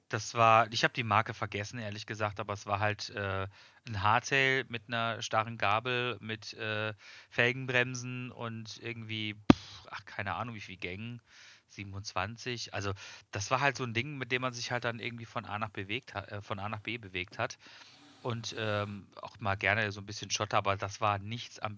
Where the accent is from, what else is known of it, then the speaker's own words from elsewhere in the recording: Freiburg im Breisgau, Baden-Württemberg, Germany; born there; Äh, ich komme gebürtig aus Freiburg im Breisgau.